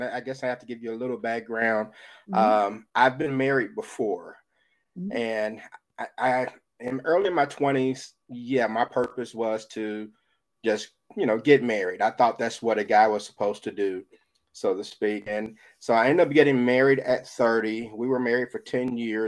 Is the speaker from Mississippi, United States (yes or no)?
yes; Jackson, Mississippi, United States; I am from Jackson, Mississippi